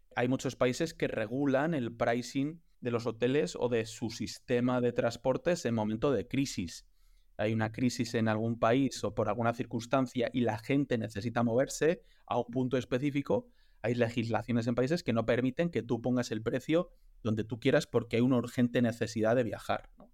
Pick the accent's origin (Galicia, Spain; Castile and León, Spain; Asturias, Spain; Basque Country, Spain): Castile and León, Spain; León; yo soy de León